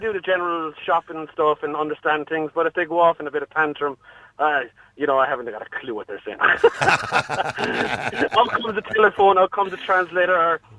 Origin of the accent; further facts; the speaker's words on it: Ireland; moved away as an adult; now in Germany; Because I'm Irish, I don't get a choice.